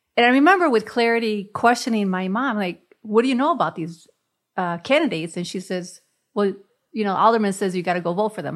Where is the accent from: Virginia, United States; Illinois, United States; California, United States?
Illinois, United States; Chicago; moved away; growing up in Chicago and the barrio